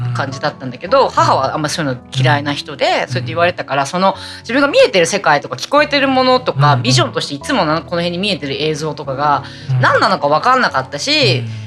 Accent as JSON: {"language": "Japanese", "region": "Fukuoka", "country": "Japan", "tie": "born or raised there", "also_born_or_lived": "Busan, South Korea", "moved": "as an adult", "lives_now": "Yokohama, Japan", "said": "私出身が福岡なんで"}